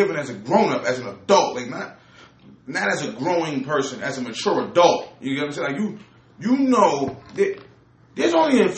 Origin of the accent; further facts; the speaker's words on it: New York City, New York, United States; I'm from Brooklyn, New York.